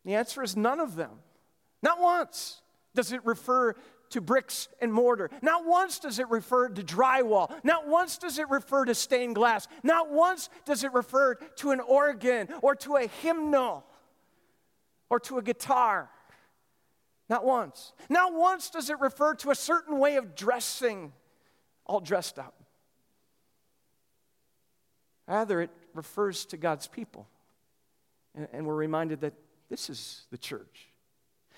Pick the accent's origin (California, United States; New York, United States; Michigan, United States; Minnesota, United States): Minnesota, United States; Lester Prairie; moved away; confessed it to the church in Lester Prairie, Minnesota